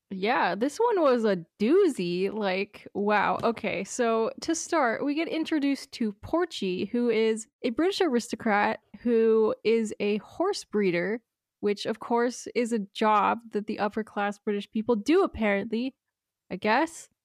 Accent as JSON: {"language": "English", "country": "United States", "said": "as an American"}